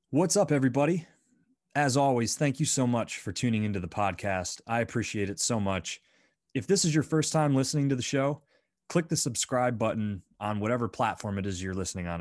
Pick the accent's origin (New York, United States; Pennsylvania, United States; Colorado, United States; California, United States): Pennsylvania, United States; Bradford; growing up in Bradford, P